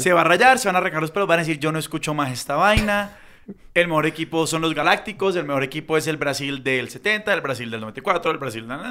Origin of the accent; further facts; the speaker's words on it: Cali, Valle del Cauca, Colombia; yo siendo caleño